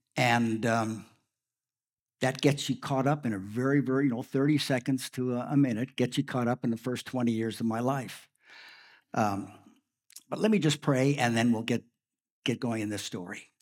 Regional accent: Saskatchewan, Canada; also born or lived in Prince Albert, Saskatchewan; We, both my wife and I grew up in Saskatchewan.

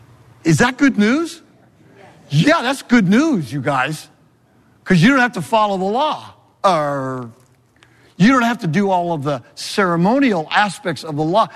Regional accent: California, United States; moved away as an adult; also born or lived in New England; I'm from California

